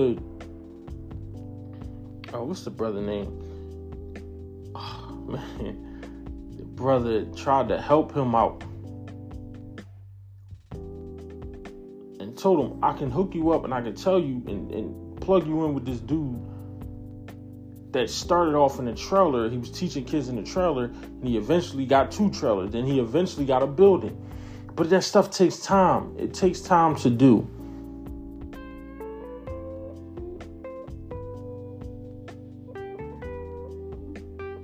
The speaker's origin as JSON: {"language": "English", "country": "United States", "said": "I'm black American."}